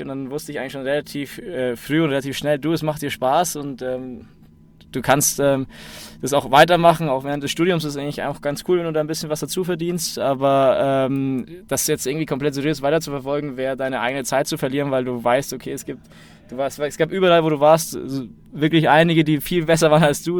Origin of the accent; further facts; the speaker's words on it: Munich, Bavaria, Germany; ich bin in München geboren.